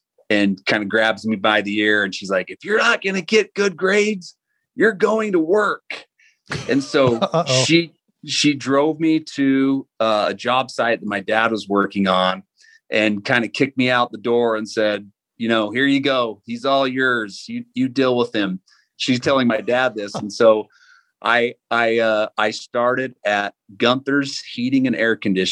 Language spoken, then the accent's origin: English; American Fork, Utah, United States; I'm from American Fork, Utah. And I still live here. You know, I moved away, you know, after high school for a few years, but you know, we're right back here where we grew up.